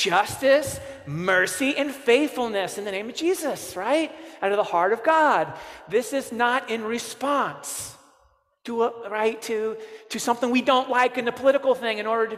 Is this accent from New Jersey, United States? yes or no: no; Cape Girardeau, Missouri, United States; I grew up in Cape Girardeau, Missouri